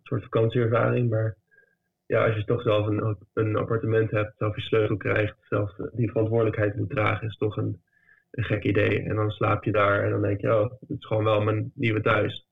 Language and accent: Dutch; The Hague, South Holland, Netherlands; moved away as an adult; now in Berlin, Germany; Ik kom uit Den Haag